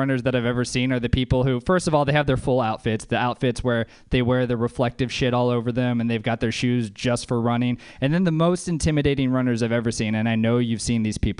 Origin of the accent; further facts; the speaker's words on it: the South, United States; I'm from the South, like a lot of comedians here.